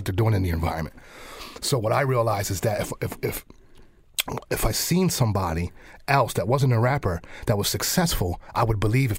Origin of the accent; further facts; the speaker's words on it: Lancaster, Pennsylvania, United States; I'm right here from Lancaster grown